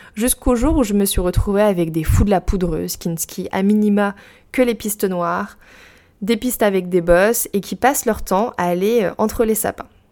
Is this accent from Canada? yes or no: no; Brittany, France; j'ai grandi en Bretagne, au bord de l'eau sur la côte ouest.